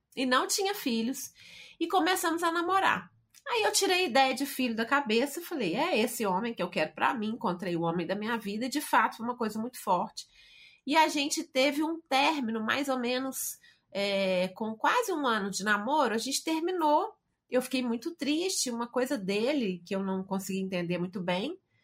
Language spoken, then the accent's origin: Portuguese; Belo Horizonte, Minas Gerais, Brazil; Hoje sou mineira de Belo Horizonte